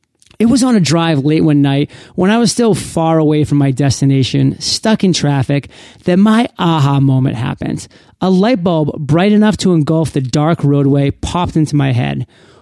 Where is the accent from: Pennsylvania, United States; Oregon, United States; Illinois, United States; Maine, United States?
Maine, United States; moved away as an adult; This opportunity was way across the country in my home state of Maine, a place that I had left 13 years prior when I left for college.